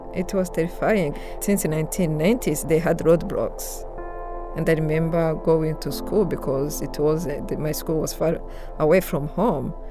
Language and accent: English; Rwanda; moved away; I was born and raised in Rwanda, but I left right after the genocide in August 1994